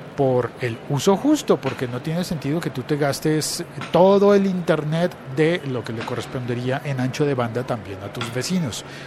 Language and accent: Spanish; Colombia